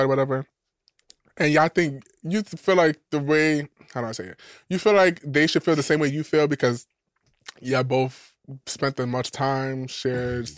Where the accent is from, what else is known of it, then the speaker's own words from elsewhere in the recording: New York City, New York, United States; I'm from the Bronx, too